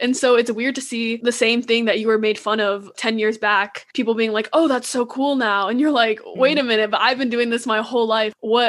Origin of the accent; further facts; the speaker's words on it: United States; I would make jokes at my own expense about being Chinese American. Like, haha, like I eat dogs, I'm bad at driving, like my small eyes, haha.